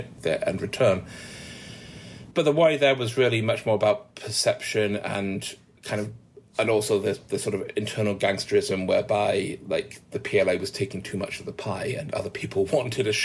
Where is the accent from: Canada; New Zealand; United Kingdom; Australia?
United Kingdom; Manchester, North West England; I'm from Manchester